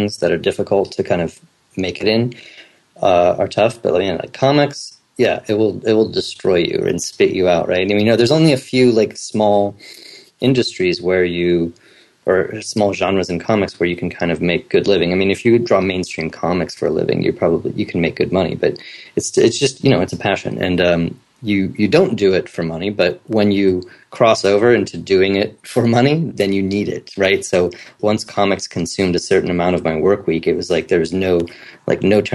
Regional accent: Ohio, United States; moved away as an adult; also born or lived in Pittsburgh, Pennsylvania; now in Portland, United States; I was born and raised in Ohio

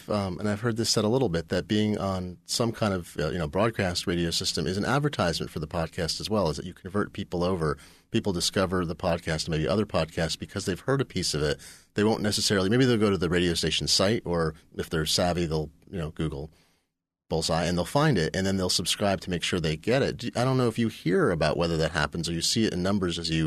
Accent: Eugene, Oregon, United States; I grew up in Eugene, Oregon. They're connected by underground railroad.

